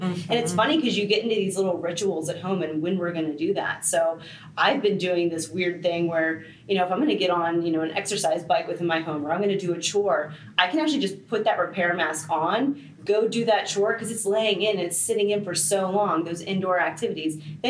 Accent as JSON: {"language": "English", "town": "Baltimore", "region": "Maryland", "country": "United States", "moved": "yes", "lives_now": "Florida, United States", "said": "So I'm actually from Baltimore, Maryland."}